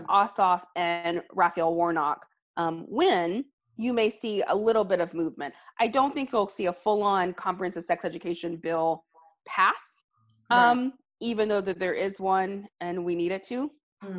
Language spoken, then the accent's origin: English; Alabama, United States; my home state of Alabama